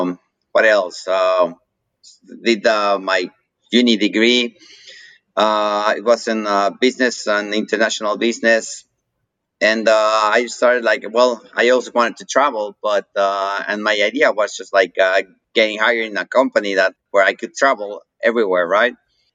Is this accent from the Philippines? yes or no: no; Mexico; accent: Mexican; moved away as an adult; also born or lived in Missouri, United States / Sydney, Australia / San Jose, United States; now in San Diego, United States; So we went back to Mexico. So basically, I have an accent because I grew up in Mexico. And it's a Mexican accent, besides the white looks that deceive everyone, right?